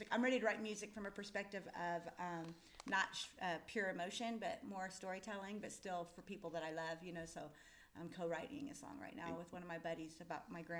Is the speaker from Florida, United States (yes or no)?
no; Iola, Kansas, United States; I'm from Iola